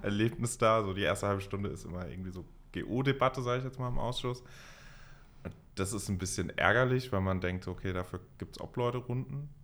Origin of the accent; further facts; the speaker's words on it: Mainz, Rhineland-Palatinate, Germany; ich komme aus Mainz